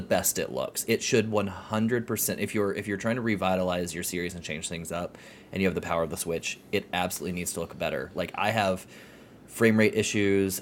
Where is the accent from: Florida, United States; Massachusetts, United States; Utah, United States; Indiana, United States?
Florida, United States; accent: southerner; I'm from Florida